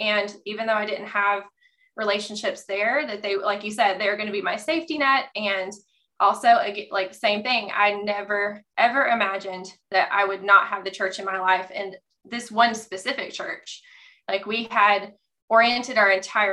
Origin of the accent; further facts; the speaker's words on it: the South, United States; I grew up Catholic in the South